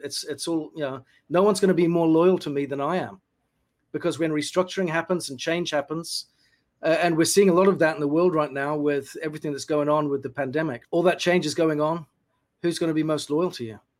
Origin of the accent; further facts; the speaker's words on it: New Zealand; moved away as an adult; also born or lived in United Kingdom; I was born in the UK, grew up in New Zealand.